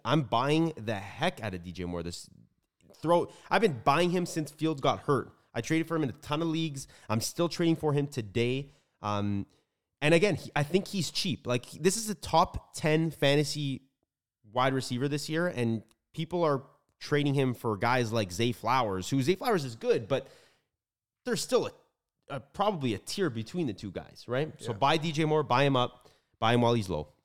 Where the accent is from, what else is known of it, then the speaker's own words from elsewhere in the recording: Toronto, Ontario, Canada; we are from Canada, Toronto to be exact.